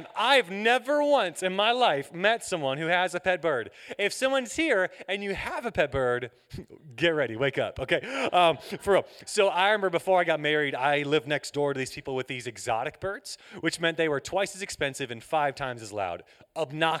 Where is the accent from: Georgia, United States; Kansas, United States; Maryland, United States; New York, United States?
Georgia, United States; Atlanta; I'm from Atlanta, Georgia.